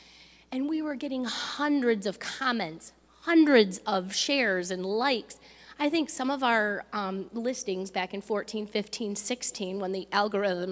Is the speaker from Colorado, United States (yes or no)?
no; Belleville, Michigan, United States; my hometown, which is Belleville, just located between Detroit and Ann Arbor.